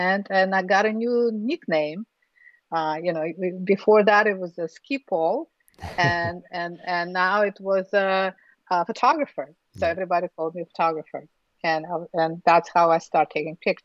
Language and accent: English; Ufa, Bashkortostan, Russia; English is a second language; moved away; I was born in Russia, in Republic of Bashkortostan, in Ufa, which is the capital of Bashkortostan